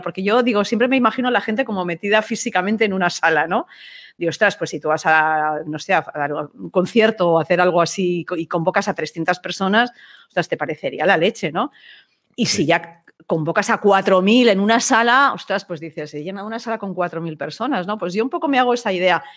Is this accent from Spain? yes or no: yes; Spain; yo soy periodista española